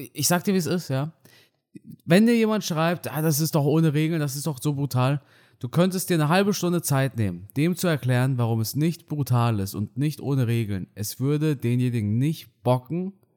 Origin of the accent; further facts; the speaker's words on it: Germany; first language German; ist Deutsch mein Heimatland, ne, weil ich hier aufgewachsen bin.